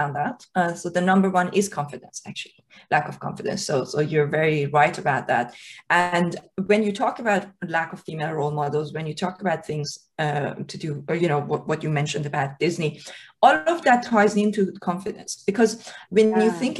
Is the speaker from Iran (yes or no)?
yes; Iran; moved away; when I was a kid growing up in Iran